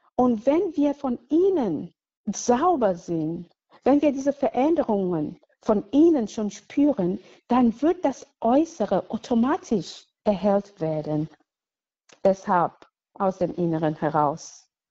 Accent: Cameroon; German is a second language; moved away as an adult; now in Cologne, Germany; Ich wurde in Kamerun geboren, so vor hm, fast 44 Jahren und wuchs als Katholikin auf

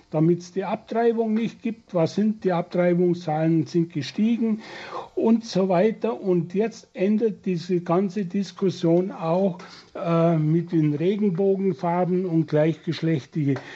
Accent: Germany; Und ich musste mir oft als Deutscher sagen lassen, dass wir in der moralischen Dekadenz weit gefallen sind.

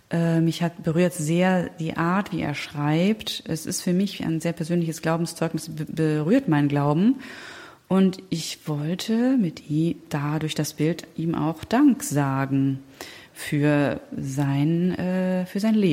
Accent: Germany; born there; also born or lived in Spain; Und ich bin aber in Deutschland geboren.

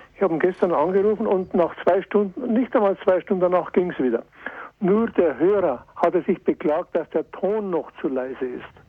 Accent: Bad Aibling, Bavaria, Germany; zur Ausfahrt Bad Aibling, in meiner Heimat

